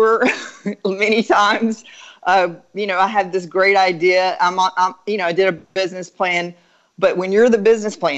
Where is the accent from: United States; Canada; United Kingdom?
United States; Dallas, Texas; I'm from Dallas